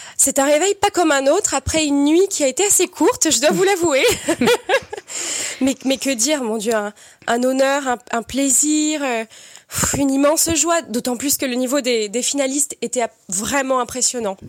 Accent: Perpignan, Occitania, France; viens de Perpignan, j'ai grandi et j'ai étudié au Conservatoire de Perpignan

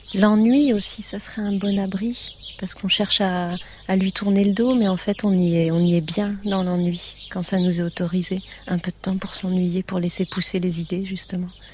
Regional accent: near Nantes, Pays de la Loire, France; à côté de Nantes. là d'où je viens

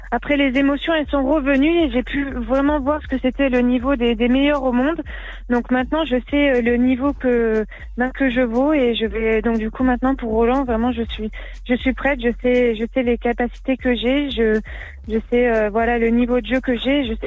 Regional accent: Strasbourg, Grand Est, France; Ce qu'il y a, c'est que là, je viens de, je viens de Strasbourg

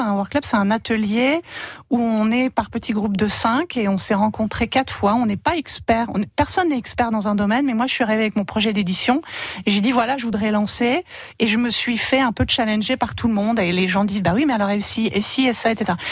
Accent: Oise, Hauts-de-France, France; moved away as an adult; also born or lived in Paris; now in Nord, France; Moi, j'ai habité 10 ans à Paris. Et sinon, je suis de l'Oise, donc je reste un peu dans la région

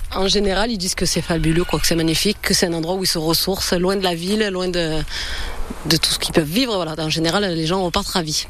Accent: near Lauris, Vaucluse, Provence-Alpes-Côte d'Azur, France; On est d'ici, on est tous les deux de la région. Moi du village à côté de Loris

